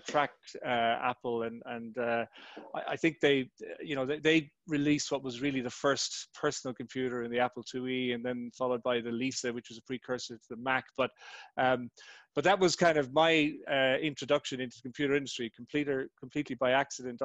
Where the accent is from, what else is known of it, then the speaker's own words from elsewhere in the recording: Ireland; I'm Irish, as you said, born and bred in Ireland, a farmer's son